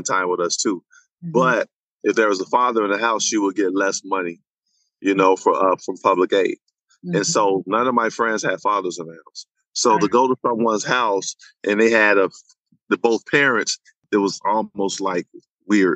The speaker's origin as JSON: {"language": "English", "town": "Chicago", "region": "Illinois", "country": "United States", "tie": "born or raised there", "said": "But the west side of Chicago growing up during the 80s was really a tough poor."}